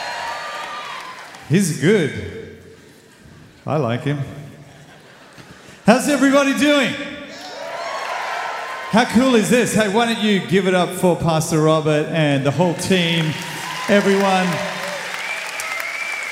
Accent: Sydney, New South Wales, Australia; moved away as an adult; now in Cape Town, South Africa; I moved from Australia. I was Australian.

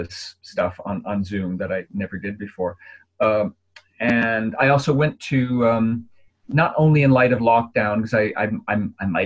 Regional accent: Minneapolis, Minnesota, United States; moved away; I've got family there and I'm from Minneapolis

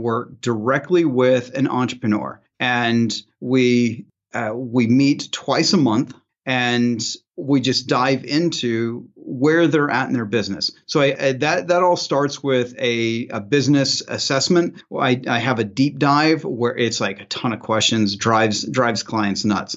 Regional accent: Southern Illinois, United States; now in Phoenix area, Arizona, United States; I'm from Southern Illinois. I grew up in a very tiny town right next to a cornfield

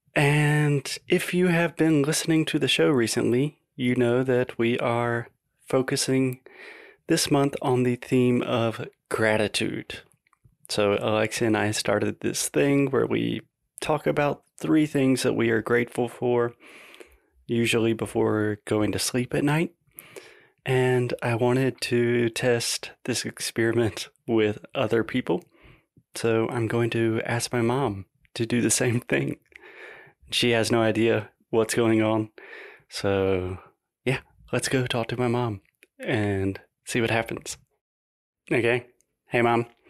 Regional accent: South Carolina, United States; my hometown in South Carolina

